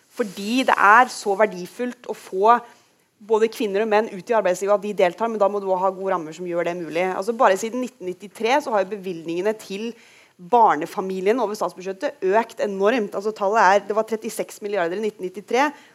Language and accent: Norwegian; Rogaland, Norway; hjemme i Rogaland